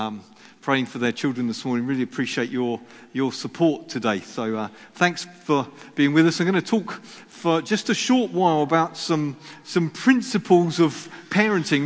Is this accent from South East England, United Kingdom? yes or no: yes; Sussex, South East England, United Kingdom; I was brought up in Sussex